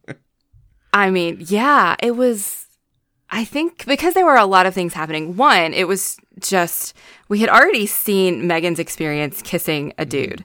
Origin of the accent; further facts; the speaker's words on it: North Carolina, United States; I'm also from North Carolina, so I'm dealing with the southernness